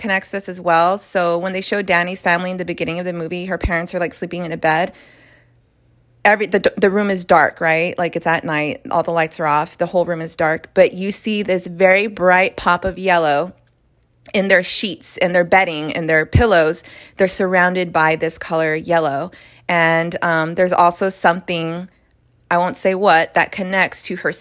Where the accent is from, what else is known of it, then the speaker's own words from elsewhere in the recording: United States; as an American